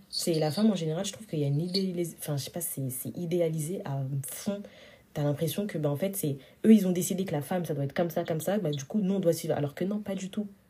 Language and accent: French; Senegal; je suis sénégalaise